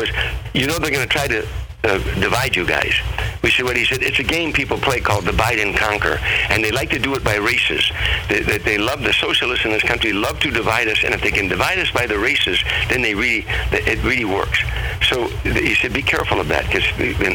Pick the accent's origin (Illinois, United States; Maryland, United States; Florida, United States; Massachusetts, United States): Illinois, United States; Harvey; also born or lived in Chicago; when I was growing up in Harvey, Illinois, I grew up in a predominantly black neighborhood